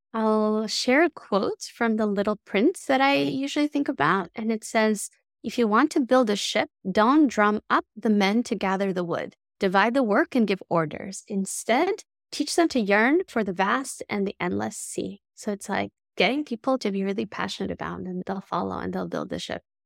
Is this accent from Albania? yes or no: yes; Tirana, Tirana County, Albania; moved away; I grew up in Tirana in Albania